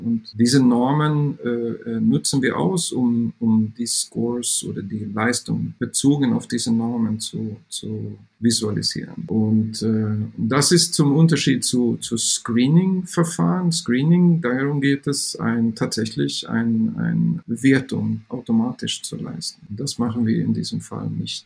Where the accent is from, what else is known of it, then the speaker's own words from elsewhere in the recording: Sweden; German is a second language; moved away as an adult; now in Saarbrücken, Germany; ich bin ähm, äh, gebürtiger Schwede